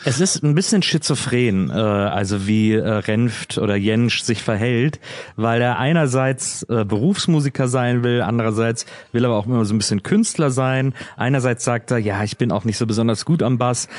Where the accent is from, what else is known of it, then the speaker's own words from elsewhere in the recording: the West, West Germany, Germany; kommen wir beide aus dem Westen